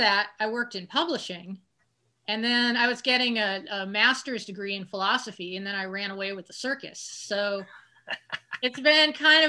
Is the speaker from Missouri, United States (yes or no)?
yes; Kansas City, Missouri, United States; also born or lived in New Orleans; now in Brooklyn, New York, United States; I'm from Kansas City, Missouri.